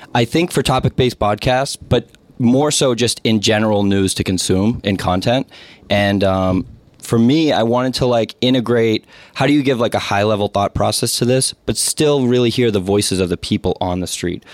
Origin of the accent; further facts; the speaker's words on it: Somerville, Massachusetts, United States; I grew up here in Somerville